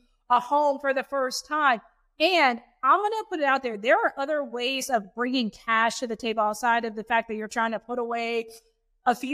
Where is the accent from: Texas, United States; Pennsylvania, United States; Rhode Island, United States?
Texas, United States; Houston; moved away as an adult; also born or lived in New York City / London / Syracuse; I'm from Houston, born and raised